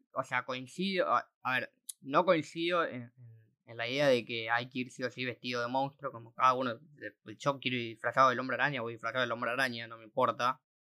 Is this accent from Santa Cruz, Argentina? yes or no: no; La Plata, Buenos Aires Province, Argentina; somos todos de La Plata